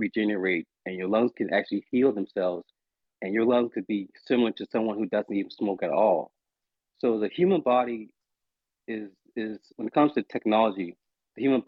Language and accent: English; Charleston, South Carolina, United States; I am calling from Charleston, South Carolina, where I'm from